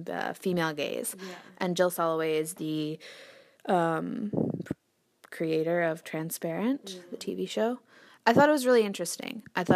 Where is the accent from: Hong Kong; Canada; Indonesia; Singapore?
Canada; we're Canadian, we were born here, but that doesn't stop our brothers and sisters from being misogynistic or homophobic.